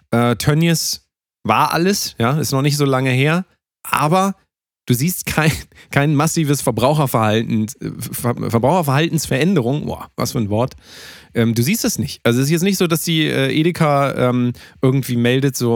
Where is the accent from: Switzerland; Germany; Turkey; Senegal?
Turkey; German is a second language; ich bin ja Türke äh, ah. hört man auch teilweise an dem Akzent ja so.